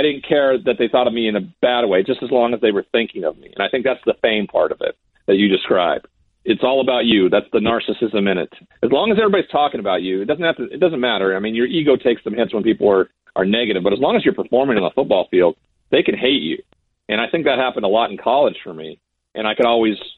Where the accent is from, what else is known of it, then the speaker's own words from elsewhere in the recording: Montana, United States; The reservations are very commonplace in my home state